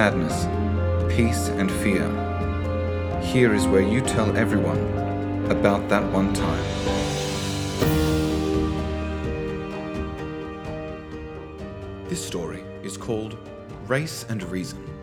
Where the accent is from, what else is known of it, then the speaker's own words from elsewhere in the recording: Australia; I was born in Australia